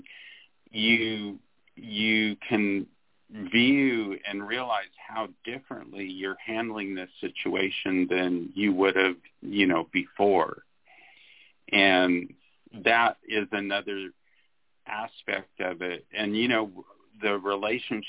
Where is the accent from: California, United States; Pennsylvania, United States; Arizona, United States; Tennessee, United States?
Arizona, United States; I'm from Arizona, and so I always call myself a desert rat.